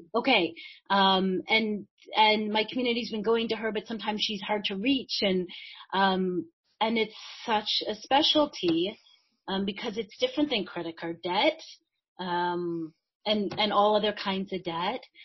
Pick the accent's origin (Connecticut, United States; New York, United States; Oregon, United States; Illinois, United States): Illinois, United States; Chicago; I grew up in Chicago